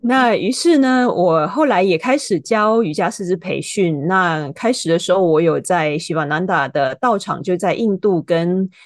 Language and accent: Chinese; Hong Kong; moved away; also born or lived in United States; 我是在香港出生长大的